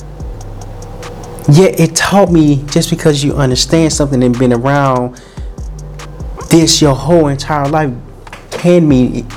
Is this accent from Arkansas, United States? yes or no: yes; Little Rock, Arkansas, United States; moved away; also born or lived in California; I'm from Little Rock, Arkansas. I'm from a small town called Little Rock, Arkansas